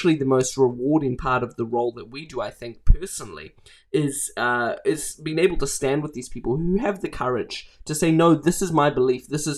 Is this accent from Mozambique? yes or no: yes; Mozambique; So I grew up in Mozambique. My parents were humanitarian workers there who moved to Mozambique in the late 90s.